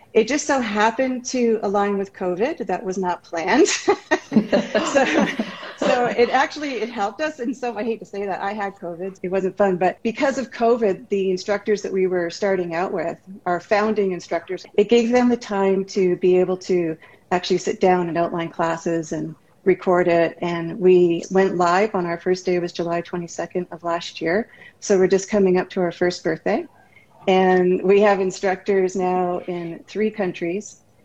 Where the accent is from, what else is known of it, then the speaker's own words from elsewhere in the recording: Canada; moved away as an adult; now in California, United States; And I moved down to California from Canada, and together we ran Modern Masters for about 18 years.